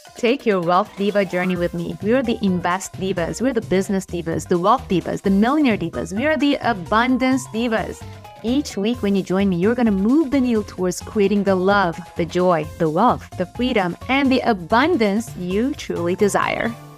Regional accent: Iran; I was born and raised in Iran to a Jewish family

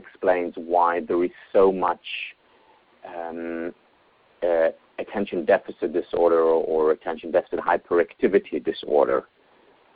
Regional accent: Israel; I grew up in Israel

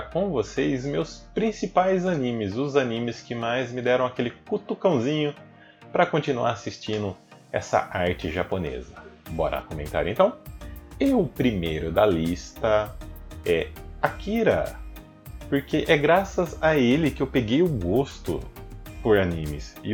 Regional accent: Guariba, São Paulo, Brazil; acabaram enviando uma galerinha japonesa lá para minha cidade natal, a megalópole Guariba. Só que não, né? Na cidade bem pequena, gente.

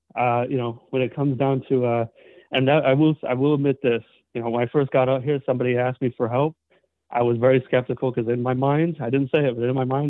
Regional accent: Los Angeles, California, United States; now in Texas, United States; I was born and raised in the Valley, you know, from L.A., moved out to Texas.

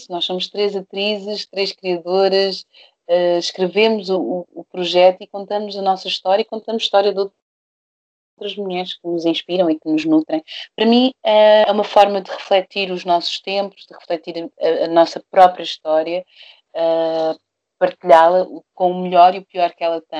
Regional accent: Brazil; moved away; do Brasil, eu lembro que eu, eu comecei a fazer, a, a, a, filmar um documentário só da minha mãe um documentário só do meu pai.

